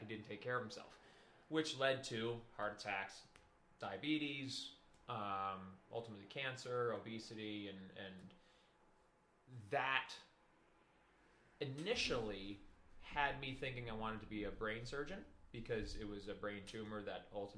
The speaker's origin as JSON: {"language": "English", "town": "Schenectady", "region": "New York", "country": "United States", "tie": "born or raised there", "said": "I grew up in Schenectady right here"}